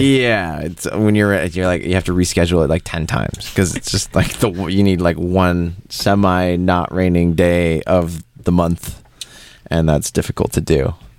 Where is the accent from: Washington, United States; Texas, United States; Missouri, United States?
Washington, United States; Seattle; moved away as an adult; also born or lived in Paris; originally, I'm I'm from Seattle. Mm-hmm. I grew up, born and raised there